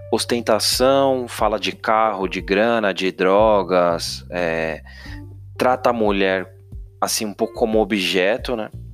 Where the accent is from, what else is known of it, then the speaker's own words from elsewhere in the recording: São Paulo, Brazil; eu sou de São Paulo